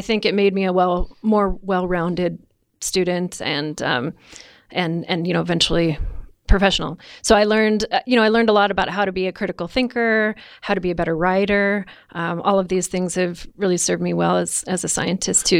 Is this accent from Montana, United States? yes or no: yes; Missoula, Montana, United States; moved away as an adult; also born or lived in Indiana; I grew up in Missoula, up the Rattlesnake, and, um, you know, as a typical eighteen-year-old, couldn't wait to leave.